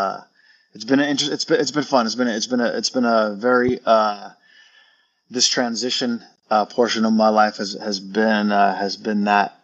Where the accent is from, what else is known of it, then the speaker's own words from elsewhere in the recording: Wapato, Washington, United States; moved away as an adult; I'm from Wapato, Washington. Alumni, I graduated here back in 96